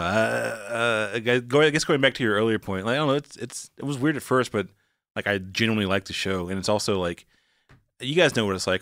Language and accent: English; Walnut Cove, North Carolina, United States; accent: southern; moved away; also born or lived in Atlanta; I'm from Wanneck Cove, North Carolina